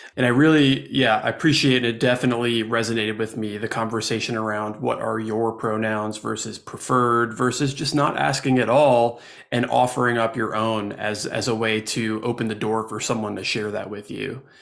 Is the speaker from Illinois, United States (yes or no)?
no; New Jersey, United States; now in Asheville, United States; Growing up in New Jersey